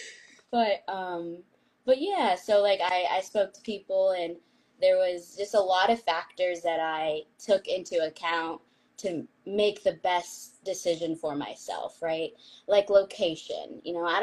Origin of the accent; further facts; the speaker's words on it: San Diego, California, United States; I was raised in San Diego